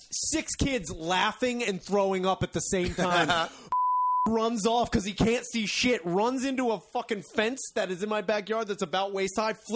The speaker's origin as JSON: {"language": "English", "town": "Royersford", "region": "Pennsylvania", "country": "United States", "tie": "born or raised there", "said": "Fifth Avenue, where I grew up in Royersford"}